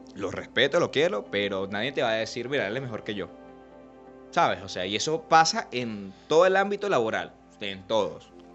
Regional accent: Puerto Cabello, Carabobo, Venezuela; aquí somos porteños y aquí somos venezolanos

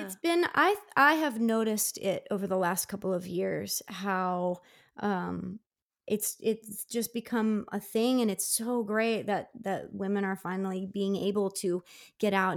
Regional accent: Downingtown, Pennsylvania, United States; my hometown, of Downing Town, which is about forty miles west of Philly

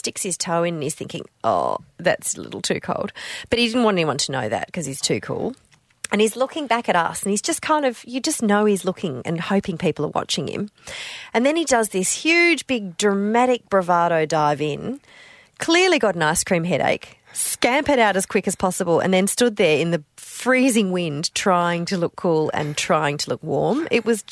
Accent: Hong Kong; now in Australia; So I grew up in Hong Kong

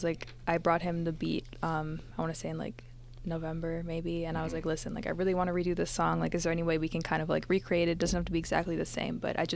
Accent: Mississauga, Ontario, Canada; I'm from Mississauga.

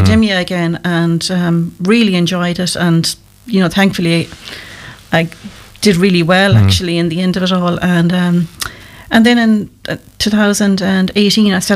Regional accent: Kilreekil, Connacht, Ireland; also born or lived in Loughrea; Well, I'm local to Loughrea. I was born in Kilreakle, which is only out the road.

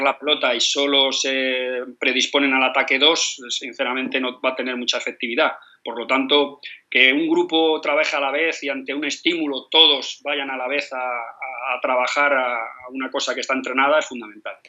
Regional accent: Madrid, Community of Madrid, Spain; Yo soy madrileño, como te he dicho, nacido a, 100 metros del Bernabéu

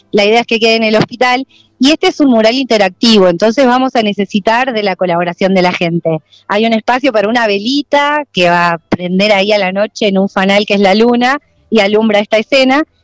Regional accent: Trevelin, Chubut, Argentina; also born or lived in Esquel; venimos desde Trevelin y desde Esquel, desde Chubut, así que bueno, muy emocionante todo.

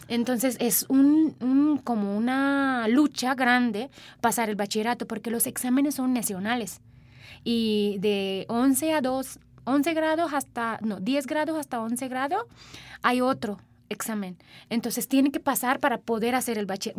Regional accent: Sri Lanka; first language Sinhala; Spanish is a second language; now in Mexico; Mi idioma se llama Sinhala, es mi idioma materna

